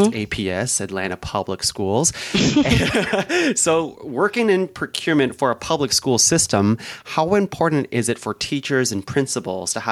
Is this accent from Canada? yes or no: yes; Canada; I'm from Canada